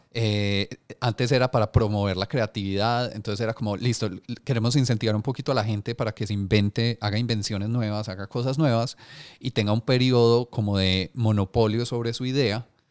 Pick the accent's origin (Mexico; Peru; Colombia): Colombia